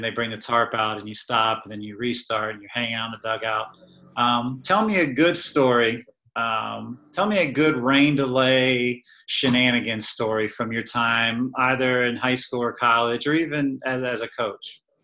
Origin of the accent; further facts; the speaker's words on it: Nashville, Tennessee, United States; We were like sixth, seventh grade then, growing up in Nashville.